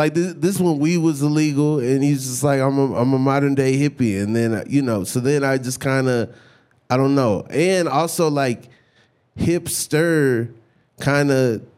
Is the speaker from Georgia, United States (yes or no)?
yes; Atlanta, Georgia, United States; I grew up in Atlanta.